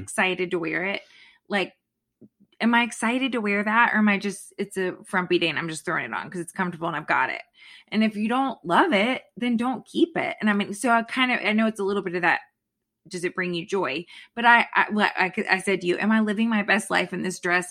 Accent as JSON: {"language": "English", "region": "Florida", "country": "United States", "tie": "born or raised there", "moved": "yes", "lives_now": "Virginia, United States", "said": "I grew up in Florida."}